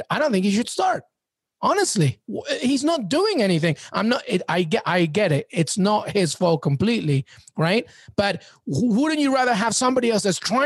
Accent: England, United Kingdom; moved away; I grew up in England.

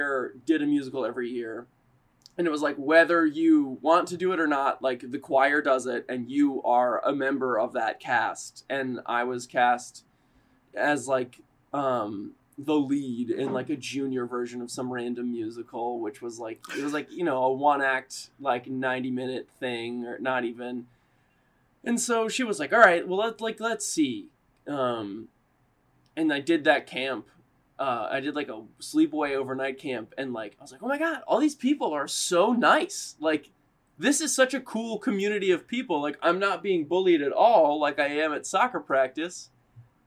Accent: Richmond, Virginia, United States; moved away as an adult; also born or lived in Elon, North Carolina / New York; I was born in Richmond, Virginia. I grew up there

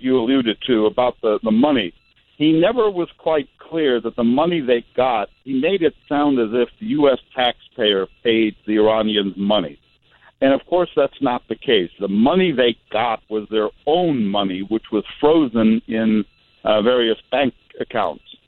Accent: Iraq; I'm from Iraq

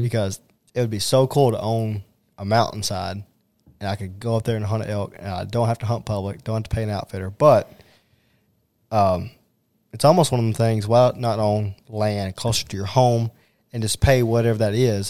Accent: Owensboro, Kentucky, United States; my hometown of Owensboro

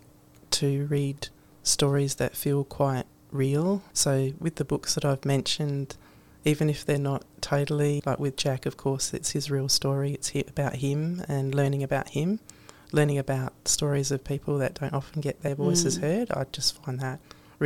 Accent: Adelaide, South Australia, Australia; growing up in Adelaide

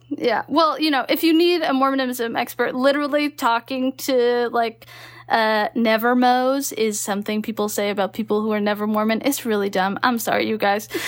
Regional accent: Texas, United States; moved away as an adult; also born or lived in Utah; I grew up in Texas

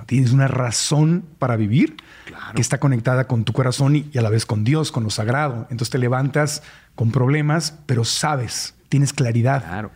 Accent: Tijuana, Baja California, Mexico; allá en Tijuana, donde yo nací

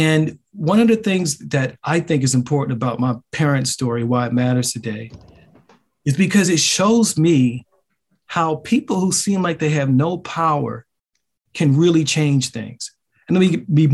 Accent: Baltimore, Maryland, United States; I grew up in an extremely racially segregated neighborhood

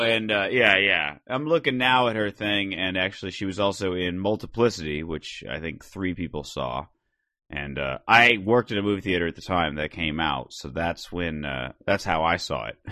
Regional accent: Phoenix, Arizona, United States; growing up in Phoenix

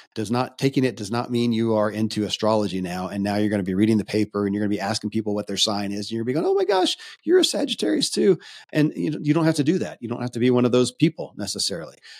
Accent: Kentucky, United States; I grew up in Kentucky

